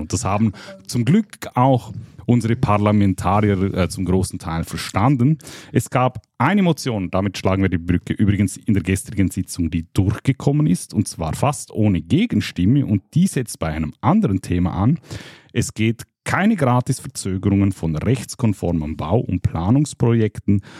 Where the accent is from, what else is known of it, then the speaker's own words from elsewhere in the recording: Liechtenstein; ich bin Liechtensteiner